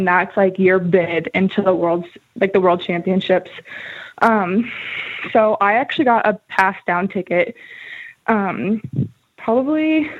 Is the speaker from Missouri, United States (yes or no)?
yes; Kansas City, Missouri, United States; moved away as an adult; now in Ames, United States; I am from Kansas City, Missouri. I grew up there, so I was there until I went to college